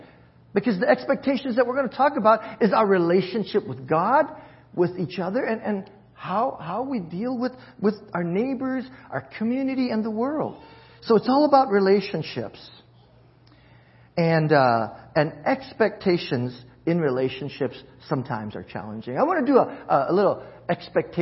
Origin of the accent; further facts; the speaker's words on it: Hawaii, United States; moved away; I'm from Hawaii, and that's my where my heart leans towards